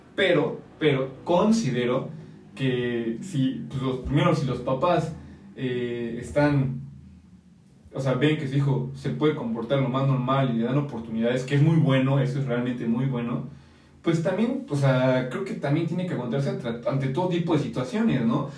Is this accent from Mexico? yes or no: yes; Mexico; nosotros como mexicanos